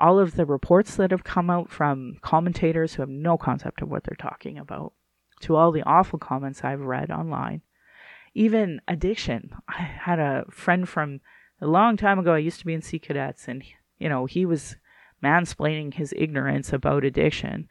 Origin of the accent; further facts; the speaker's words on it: Central Alberta, Canada; I grew up in Central Alberta, the home of where they would like burn crosses.